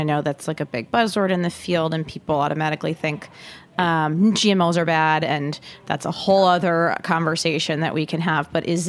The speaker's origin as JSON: {"language": "English", "town": "Detroit", "region": "Michigan", "country": "United States", "moved": "yes", "lives_now": "New York, United States", "said": "I am from the Detroit area"}